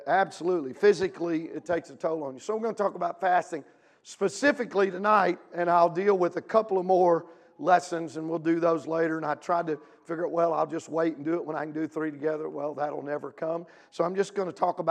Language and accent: English; Louisiana, United States; now in Midwest, United States; I'm from Louisiana